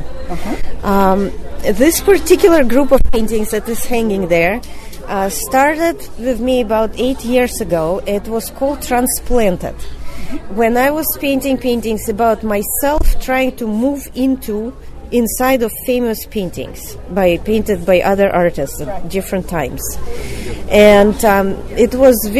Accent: Moscow, Russia; moved away as an adult; now in United States; I was born in Moscow, and I grew up there

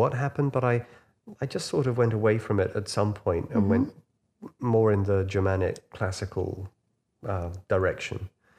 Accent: Huyton, North West England, United Kingdom; thinking that I'm this boy from Huyton, you know, who used to take out all his records when I was 8 years old.

